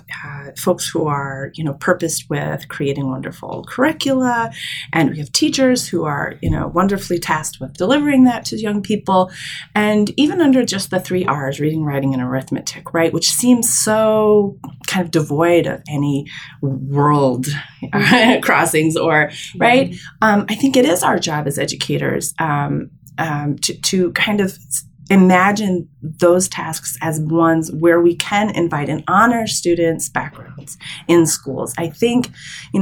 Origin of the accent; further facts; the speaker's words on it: Michigan, United States; also born or lived in New York City; I was born in Michigan. So I'm the only child of my entire extended family born in the Midwest